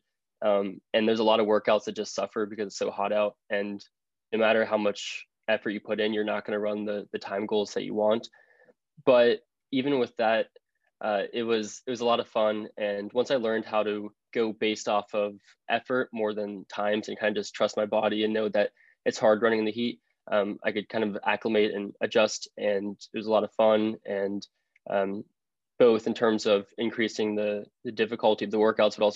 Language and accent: English; Cincinnati, Ohio, United States; I am from Cincinnati, Ohio